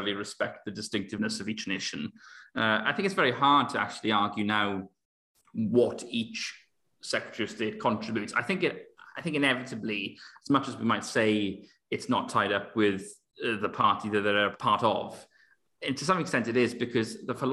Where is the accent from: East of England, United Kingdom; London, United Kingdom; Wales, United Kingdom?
Wales, United Kingdom; growing up in Wales, I was born in 1997